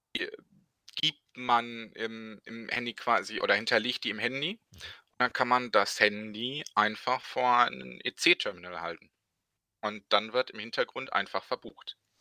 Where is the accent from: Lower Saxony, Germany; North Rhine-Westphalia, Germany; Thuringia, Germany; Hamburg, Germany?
North Rhine-Westphalia, Germany; Bochum; genau genommen komme ich aus äh, Bochum, bin also nicht nur ein Ruhrpottkind, sondern auch ein Bochumer Jung